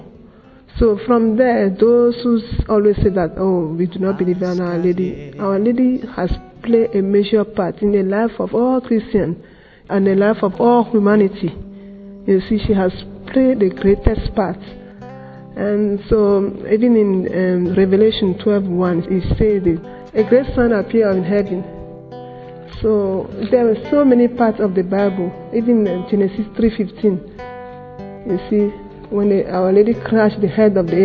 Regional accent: Ghana; I'm from Ghana

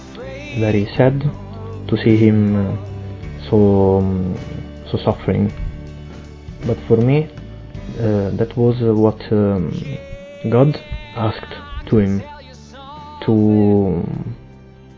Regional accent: Rome, Lazio, Italy; I come from Rome and I'm 26 years old

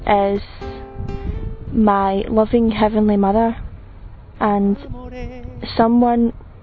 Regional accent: Scotland, United Kingdom; I'm from Scotland. I'm 28 years old.

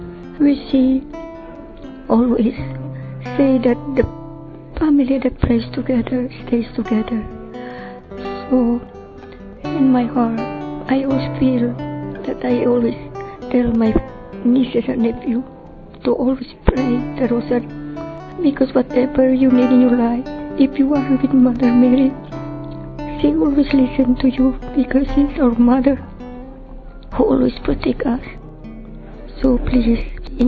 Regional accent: Philippines; I'm from Philippines

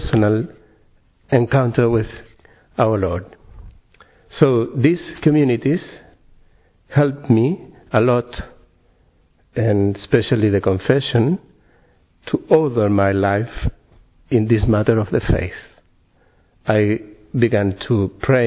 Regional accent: Santiago, Santiago Metropolitan Region, Chile; English is a second language; I'm from Chile, yeah. From Santiago in Chile.

